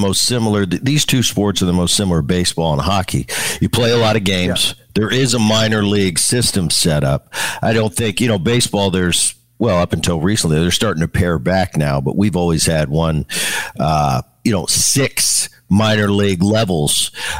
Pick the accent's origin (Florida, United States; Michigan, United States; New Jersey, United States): New Jersey, United States; But just like you said, I grew up in Jersey